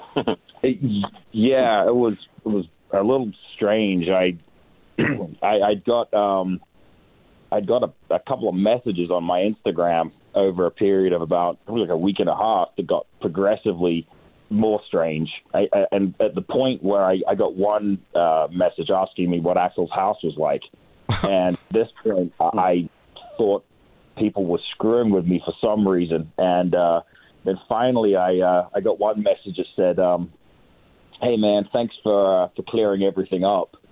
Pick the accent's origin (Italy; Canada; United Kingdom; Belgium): United Kingdom; England; now in between Las Vegas and Los Angeles, United States; I am English